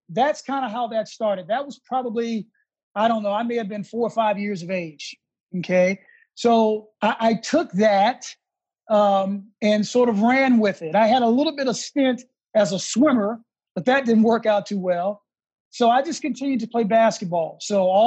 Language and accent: English; Houston, Texas, United States; moved away; also born or lived in Washington, D.C. / New York; I grew up in Texas